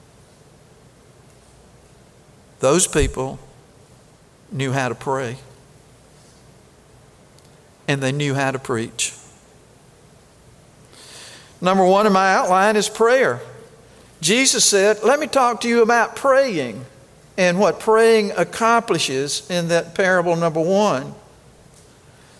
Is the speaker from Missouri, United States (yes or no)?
no; Kosciusko, Mississippi, United States; I was born in Kosciuszko